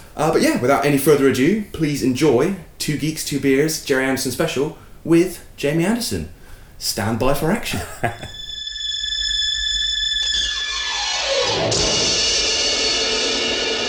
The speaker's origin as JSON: {"language": "English", "area": "Cornwall", "region": "South West England", "country": "United Kingdom", "accent": "Cornish", "said": "my Cornish accent"}